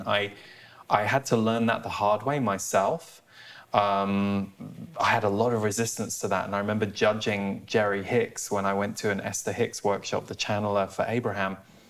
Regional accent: United Kingdom; me, as a British person

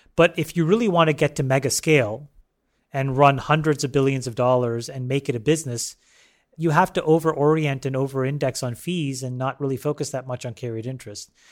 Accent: Canada; born or raised there; also born or lived in Sri Lanka

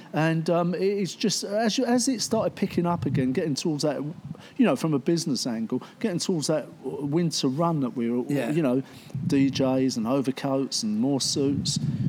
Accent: London, United Kingdom; moved away as an adult; now in Leigh-on-Sea, United Kingdom; But my shops are in Essex, Leon C in Essex, which is where I live now. And I'm a Londoner, but I chose to live in a place that I used to go as a kid to get the cockles and mussels

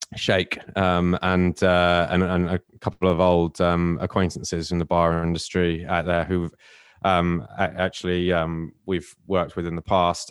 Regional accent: Cornwall, South West England, United Kingdom; moved away; I'm from Cornwall originally

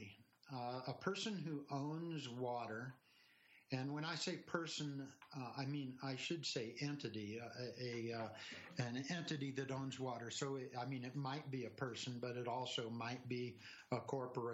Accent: California, United States; also born or lived in Washington, D.C. / New Jersey / Wisconsin; now in Colorado, United States; I grew up in California.

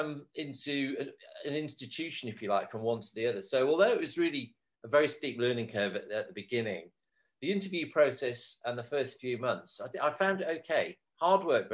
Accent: North Wales, United Kingdom; I was brought up in North Wales

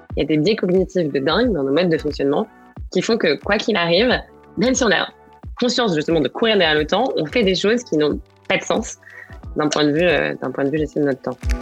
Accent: Angers, Pays de la Loire, France; moved away as an adult; also born or lived in Paris / England; je suis j'ai né et grandi à Angers, où je suis d'ailleurs actuellement.

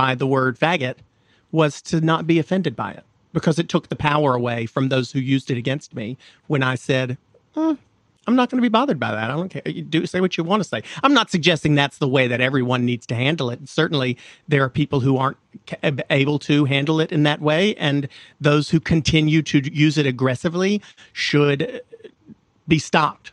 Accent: the South, United States; I grew up in the South

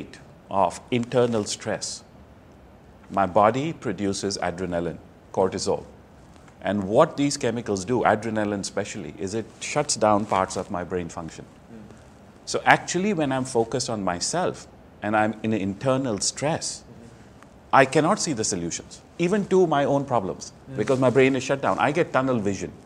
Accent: New Delhi, Delhi, India; moved away; I'm from India originally, mm-hmm. New Delhi. I was born into a business family

